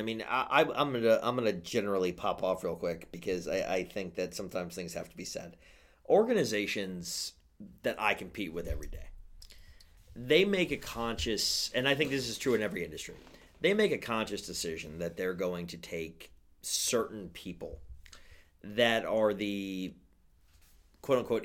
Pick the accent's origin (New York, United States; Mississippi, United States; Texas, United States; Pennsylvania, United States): New York, United States; I don't come from New Jersey. I come from New York